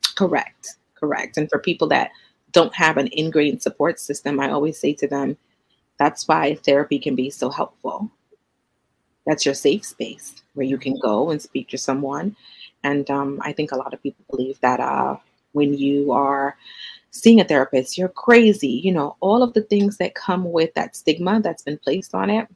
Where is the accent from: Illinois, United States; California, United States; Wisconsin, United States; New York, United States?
New York, United States; New York City; moved away as an adult; also born or lived in Trinidad and Tobago; now in Suffolk, United States; growing up as an immigrant child in the United States in Brooklyn.